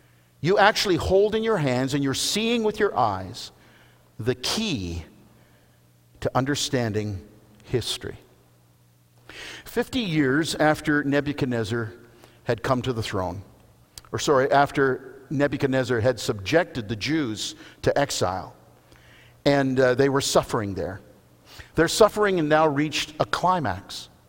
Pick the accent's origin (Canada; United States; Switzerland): Canada